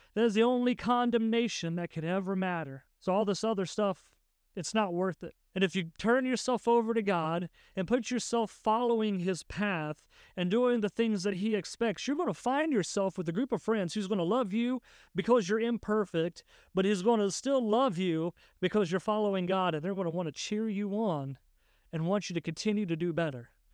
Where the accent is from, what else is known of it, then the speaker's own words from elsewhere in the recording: West Virginia, United States; I grew up in West Virginia